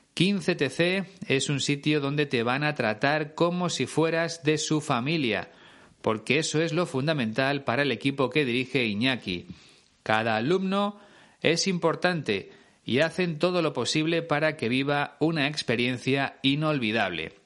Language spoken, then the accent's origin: Spanish; Spain